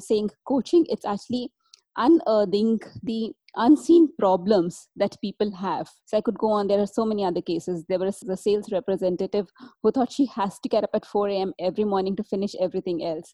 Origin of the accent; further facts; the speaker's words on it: India; As I was growing up in India 20, 30 years back